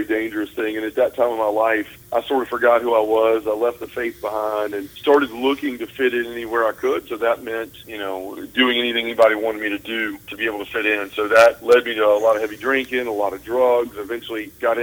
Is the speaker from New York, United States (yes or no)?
no; Memphis, Tennessee, United States; also born or lived in Bruce, Mississippi; I was born and raised here in Memphis, Tennessee, and still live here to this day